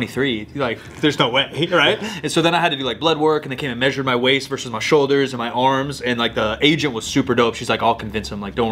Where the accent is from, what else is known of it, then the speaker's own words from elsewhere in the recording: Sacramento, California, United States; growing up in California. It may sound stupid to people listening, but like in Sacramento, you get a strawberry year round.